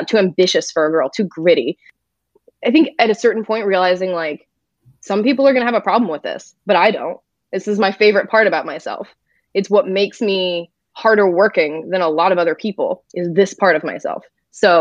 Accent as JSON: {"language": "English", "country": "France", "moved": "yes", "said": "I'm from France"}